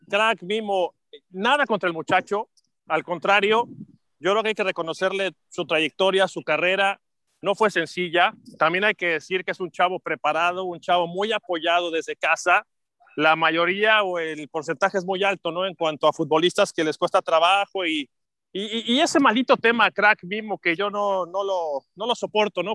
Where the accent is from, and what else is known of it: Mexico